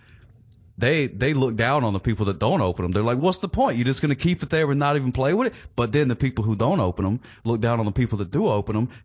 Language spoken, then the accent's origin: English; United States; I'm American